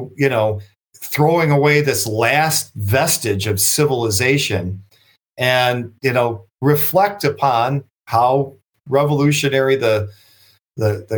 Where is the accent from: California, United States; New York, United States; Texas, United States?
New York, United States; Buffalo; I'm from Buffalo